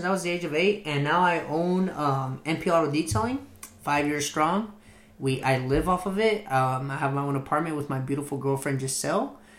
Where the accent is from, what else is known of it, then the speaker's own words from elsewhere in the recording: Los Angeles, California, United States; also born or lived in Torrance, California; I was born here in Torrance, California, and raised in San Pedro. So if you ever hear me say … from SP, you know where that comes from.